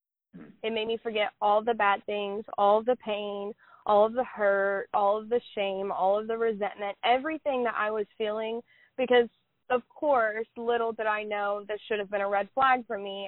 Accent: Oklahoma, United States; I am from Oklahoma

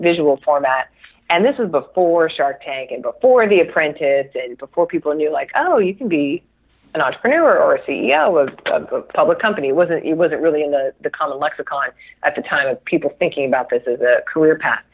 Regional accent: Chula Vista, California, United States; I was born and raised in San Diego. I'm still in San Diego

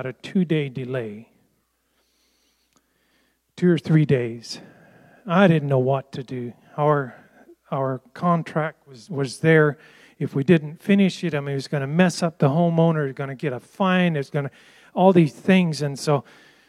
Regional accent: United States; I was raised in the Amish culture where we were separated from all this

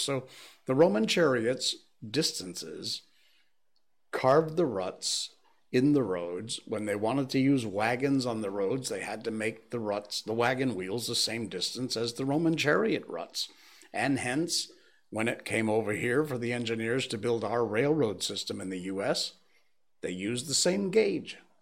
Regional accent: Connecticut, United States; moved away; my home state

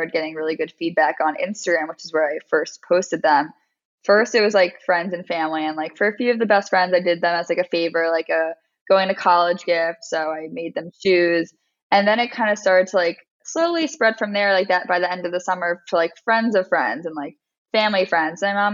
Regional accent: Westchester, New York, United States; born or raised there; also born or lived in Maryland

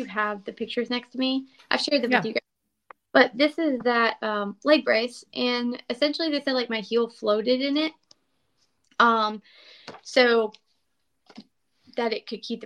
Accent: Florida, United States; I was a barefoot kid. I grew up in Florida

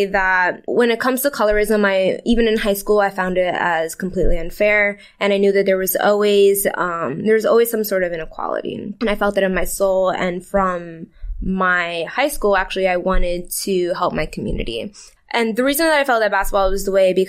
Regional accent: Brooklyn, New York, United States; I was born in Brooklyn. I was there till I was about like 10

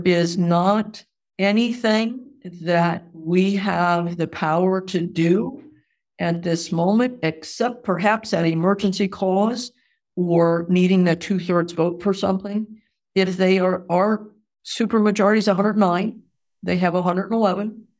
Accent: New England, United States; moved away as an adult; also born or lived in Wisconsin; now in Missouri, United States; I grew up in New England

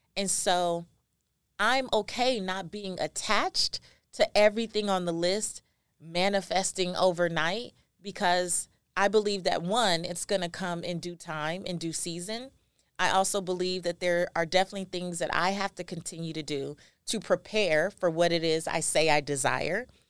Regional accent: Los Angeles, California, United States; I am a first generation American. I am Belizean, and I was raised in South Central Los Angeles, an area called Lemur Park

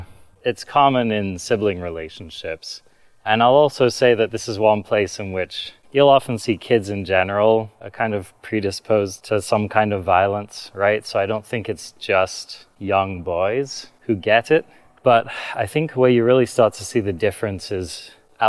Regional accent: London, United Kingdom; I grew up in London, not a very nice neighborhood in London.

